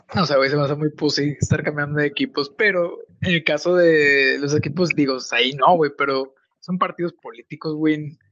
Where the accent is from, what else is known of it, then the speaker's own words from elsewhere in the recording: Mexico; en mi país